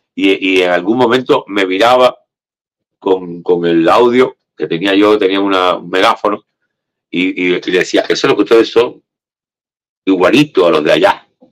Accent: Cuba; now in Miami, United States

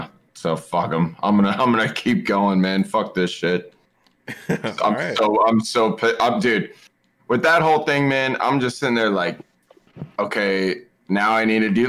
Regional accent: Seattle, Washington, United States; I'm from Seattle.

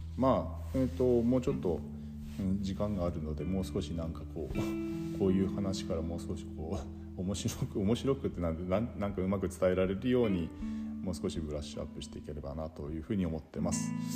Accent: Yubari, Hokkaido, Japan; 夕張という町で生まれ育ったんですが

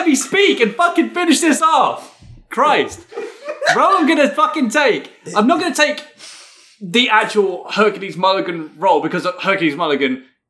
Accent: United Kingdom; The elephant in the room is that I am British.

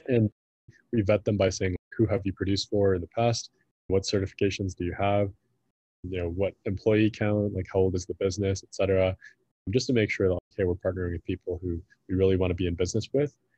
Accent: Midwest, United States; moved away as an adult; also born or lived in San Francisco; I grew up in the Midwest

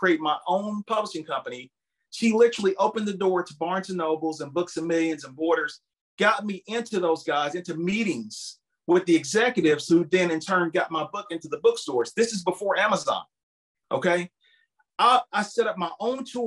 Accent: Campbellsville, Kentucky, United States; I'm from a little small town. It's called Campbellsville, Kentucky

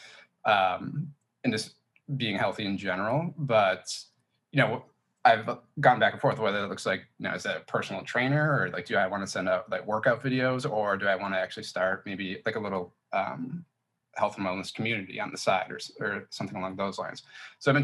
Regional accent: Chicago, Illinois, United States; from Chicago, Illinois, and pretty much been born and raised here

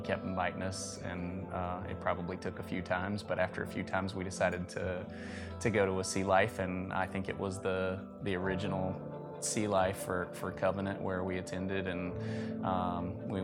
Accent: Mississippi, United States; moved away as an adult; also born or lived in Alabama; now in Columbus, United States; We are both from Mississippi

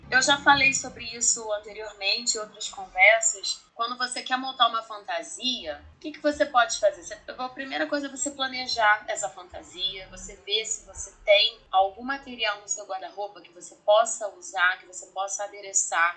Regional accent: Rio de Janeiro, Brazil; nascida e criada no Rio de Janeiro

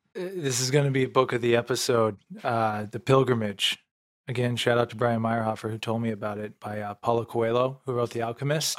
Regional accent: Canton, Illinois, United States; moved away; when I was back home, you know, Lewiston, Illinois, twenty minutes from my hometown, Canton.

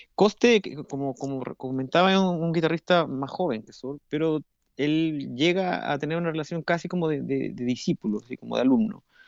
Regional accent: Santiago, Santiago Metropolitan Region, Chile; moved away as an adult; now in Brazil; yo, yo, nací en Santiago de, de Chile

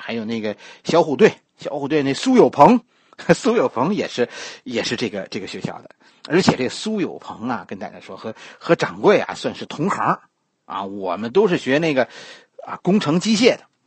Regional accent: China; 咱们大陆这边的人

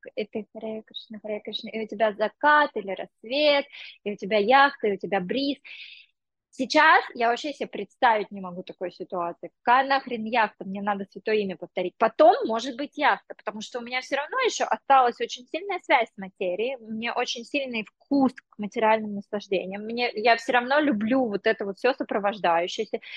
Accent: Sergiyev Posad, Moscow Oblast, Russia; also born or lived in India; now in England, United Kingdom; когда я была девочкой из Сергиев Посада

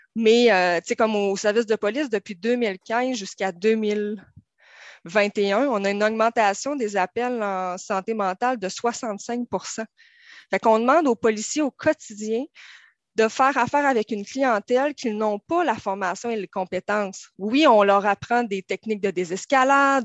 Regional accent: Saguenay, Quebec, Canada; moved away as an adult; now in Terrebonne, Canada; vous voyez peut-être un peu dans mon accent, je viens du Saguenay.

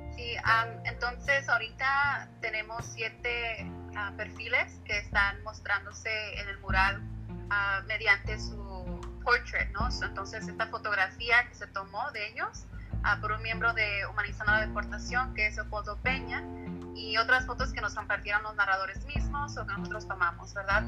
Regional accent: Los Angeles, California, United States; yo crecí en Los Ángeles

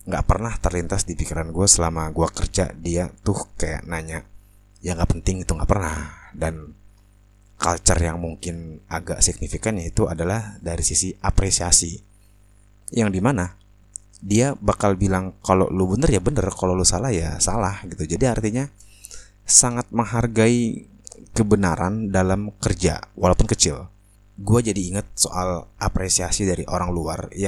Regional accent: Indonesia; heh, gue juga dari Indo. Lo kalau ngomong jangan sembarangan. lo malu-maluin Indo bacotan lo begitu

